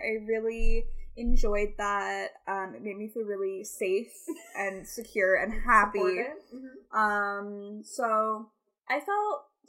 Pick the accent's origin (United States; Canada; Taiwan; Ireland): Canada; Toronto, Ontario; also born or lived in Ottawa; So, like, I have grown up in Scarborough. Born and raised. Just kidding. I was born in Ottawa. Raised in Scarborough. In the suburbs of Toronto.